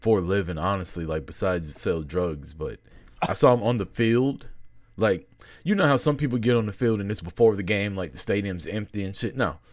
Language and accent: English; Atlanta, Georgia, United States; I'm from Atlanta, right? Live in Atlanta